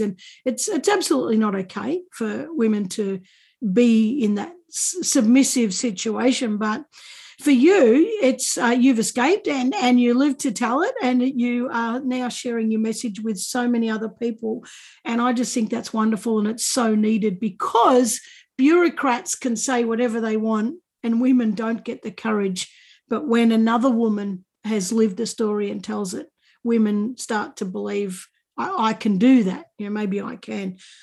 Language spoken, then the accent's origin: English; Australia; being Australian